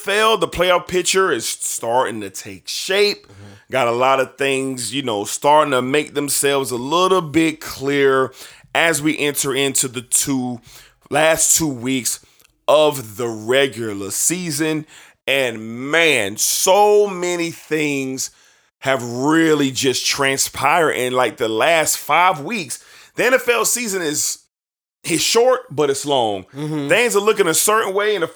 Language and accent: English; Jacksonville, Florida, United States; I love the Jacksonville Jaguars. This is my hometown team